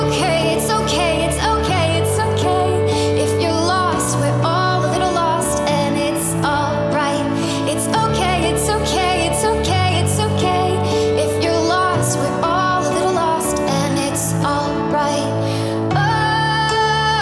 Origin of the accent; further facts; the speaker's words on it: Zanesville, Ohio, United States; I'm from Zanesville, Ohio